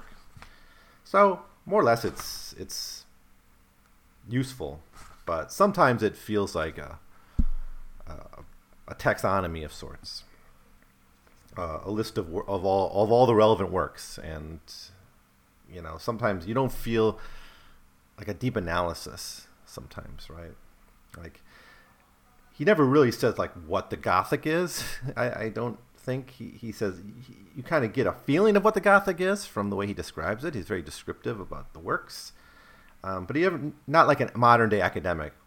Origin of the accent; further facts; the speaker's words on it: United States; As an American